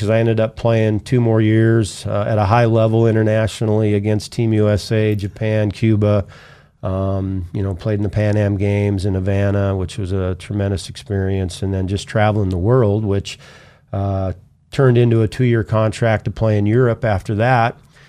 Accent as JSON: {"language": "English", "country": "Canada", "said": "Being a Canadian and being in the U.S. on a student visa, when I graduated and I was finished school, I was at a crossroads"}